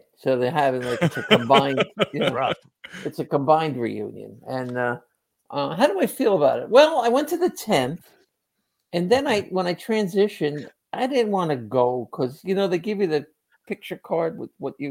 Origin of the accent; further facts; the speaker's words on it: Cliffside Park, New Jersey, United States; I'm at Cliffside Fairview, my hometown.